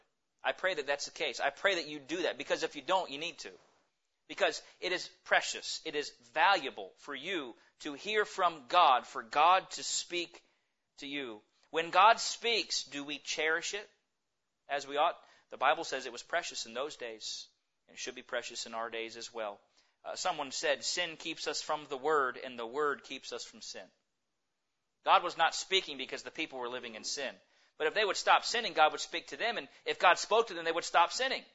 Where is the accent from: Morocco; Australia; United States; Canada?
United States; we as American Christians